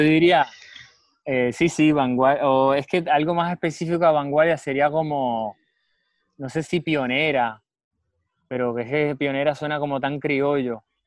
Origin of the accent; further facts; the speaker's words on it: Puerto Rico; En nuestra historia puertorriqueña